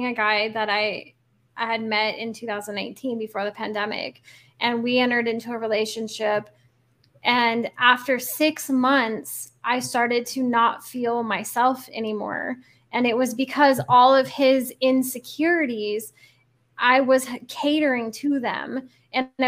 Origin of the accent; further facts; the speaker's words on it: the Pacific Northwest, Oregon, United States; moved away as an adult; now in Querétaro, Mexico; I'm from Oregon, the Pacific Northwest in the US, but I currently am a digital nomad living in Querétaro, Mexico.